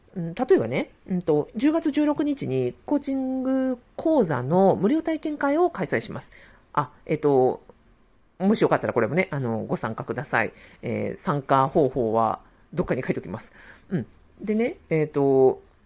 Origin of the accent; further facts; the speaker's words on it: Sapporo, Hokkaido, Japan; moved away; also born or lived in Kanto region; 当時一人暮らししていたあの関東地方から地元の札幌に戻